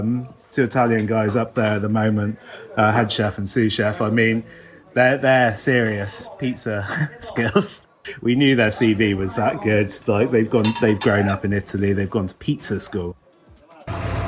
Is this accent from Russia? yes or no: no; Bristol, South West England, United Kingdom; As someone who's grown up in central Bristol, I grew up in St. Werther's, me and Ben did